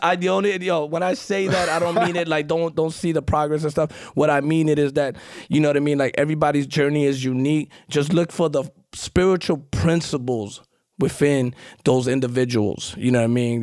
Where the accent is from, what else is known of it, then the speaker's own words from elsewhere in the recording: New York City, New York, United States; accent: New York; also born or lived in Guatemala; grew up in Queens, Far Rockaway